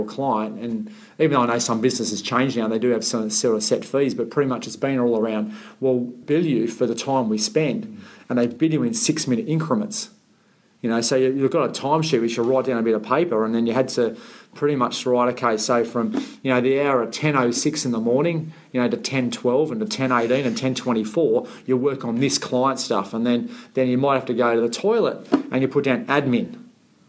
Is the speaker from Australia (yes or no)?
yes; Sydney, New South Wales, Australia; I grew up in the Shire